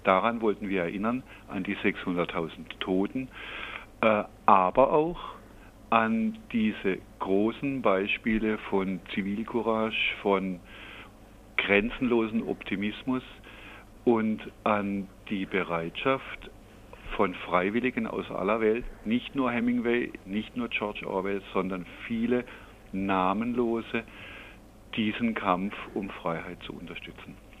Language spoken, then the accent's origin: German; Freiburg, Baden-Württemberg, Germany; Ich selber bin ja äh, aus Freiburg und in Freiburg auch politisch sozialisiert